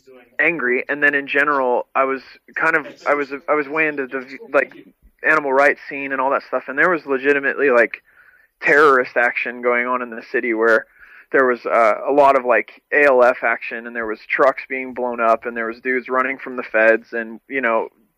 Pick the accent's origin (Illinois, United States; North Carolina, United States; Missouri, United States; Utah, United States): Utah, United States; Salt Lake City; now in California, United States; Well, the reality is that, like, I moved to California from Salt Lake City, and I got involved in, like, the hardcore scene in Salt Lake.